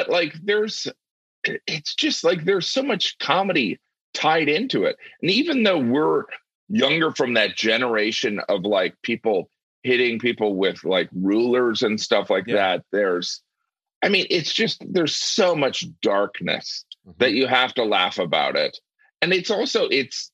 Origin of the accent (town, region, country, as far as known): Indiana, United States; born or raised there